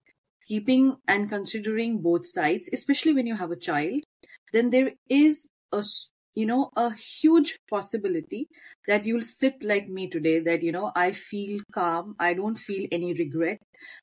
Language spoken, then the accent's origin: English; Norway; I would firstly say that I was born in Norway, but my roots are from Punjab. My father came in the early 70s to Norway. So all my siblings, we have been born here, brought up a bit in Norway